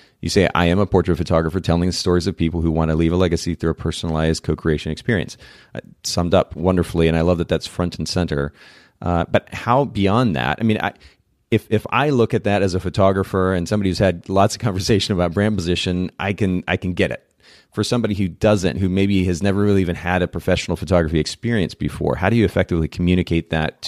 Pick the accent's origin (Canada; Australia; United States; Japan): Japan; Many of our listeners know I grew up in Japan, spent about 10 years there.